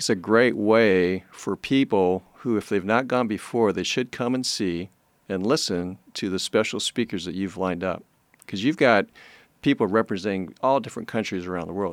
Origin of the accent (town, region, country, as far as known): United States